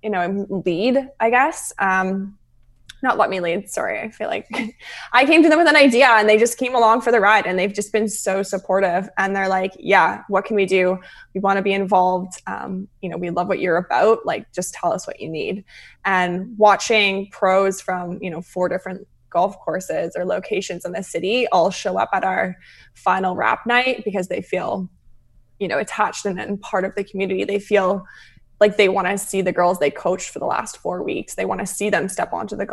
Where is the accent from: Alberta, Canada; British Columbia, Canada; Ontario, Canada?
Alberta, Canada; Calgary; now in Vancouver, Canada; I'm originally from Calgary